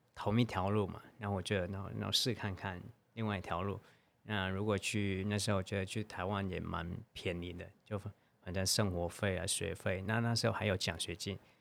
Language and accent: Chinese; Hanoi, Vietnam; Chinese is a second language; moved away as an adult; now in Hsinchu, Taiwan; 我来自，呃，越南河内。然后现在在台湾新竹